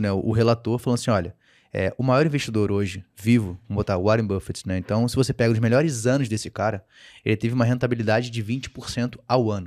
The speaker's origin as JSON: {"language": "Portuguese", "region": "Rio de Janeiro", "country": "Brazil", "said": "eu, como carioca, né, cara, assim, meu time nunca foi rebaixado."}